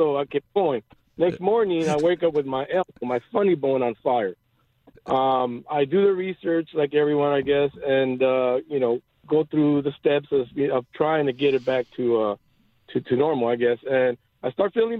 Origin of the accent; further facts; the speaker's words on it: Los Angeles, California, United States; moved away as an adult; now in Bakersfield, United States; I grew up in L.A.